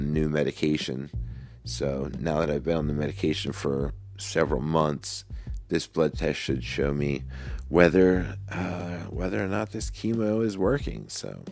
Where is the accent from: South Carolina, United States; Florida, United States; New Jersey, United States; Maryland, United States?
New Jersey, United States; Woodstown; my hometown, for my school.